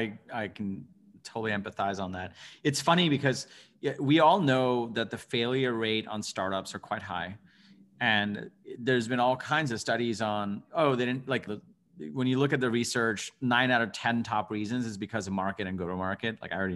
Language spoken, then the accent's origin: English; Bangladesh; born there; I was born in Bangladesh and I come from an immigrant family.